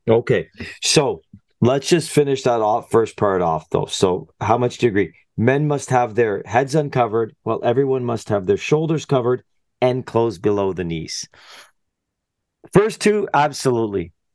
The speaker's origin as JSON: {"language": "English", "country": "Canada"}